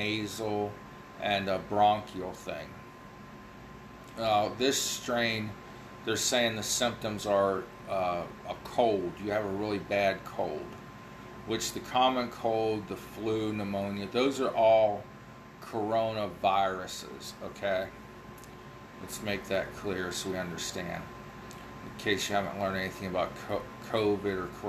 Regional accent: Ohio Valley, United States; accent: Ohio Valley; my Ohio Valley accent.

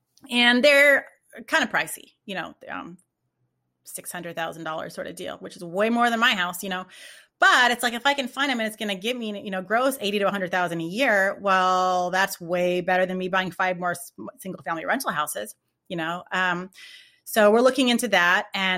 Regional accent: California, United States; Like I'm from California, I miss the beach.

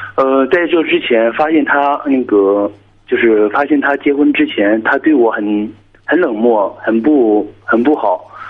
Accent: Dalian, Liaoning, China; 我是大连的

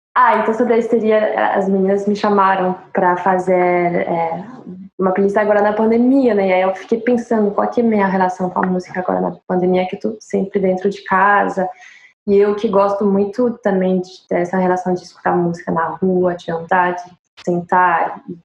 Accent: France; accent: French; Com meu sotaque francês e inglês terrível.

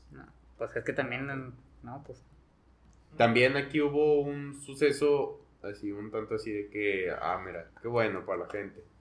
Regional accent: Mexico; soy mexicano, ¿no?

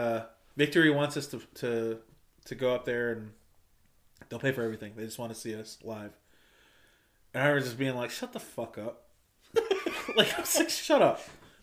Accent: Michigan, United States; I'm from Michigan.

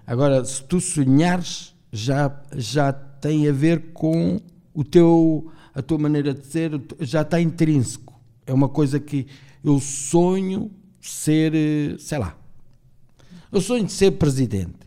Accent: Torres, Portugal; also born or lived in Angola / Switzerland; eu sou o que sou porque se calhar nunca saí de Torres

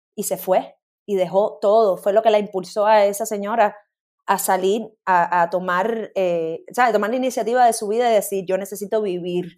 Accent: Cuba; moved away; cuando me fui de Cuba

